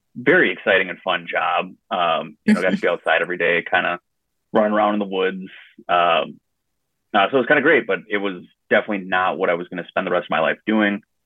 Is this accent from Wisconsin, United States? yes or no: yes; west central Wisconsin, United States; I grew up a uh, small town in west central Wisconsin called Tolma.